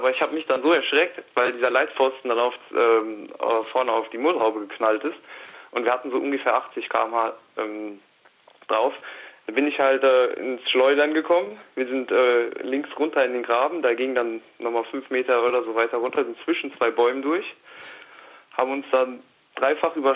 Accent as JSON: {"language": "German", "town": "Wiesbaden", "region": "Hesse", "country": "Germany", "said": "aber ich komme aus Wiesbaden auch wieder Schröckert, genau."}